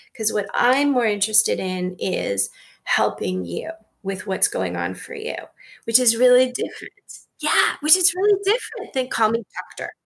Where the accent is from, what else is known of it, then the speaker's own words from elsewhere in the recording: Canada; moved away as an adult; now in United States; I'm Canadian.